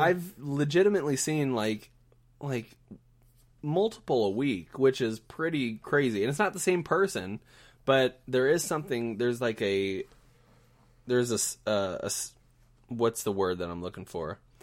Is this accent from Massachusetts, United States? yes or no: no; Southern Indiana, United States; now in Kansas City, United States; I'm from Southern Indiana where everybody's sort of, like, waving at each other